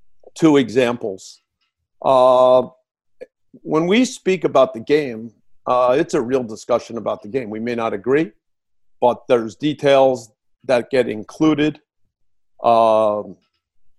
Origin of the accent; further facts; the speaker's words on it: New Jersey, United States; I'm from New Jersey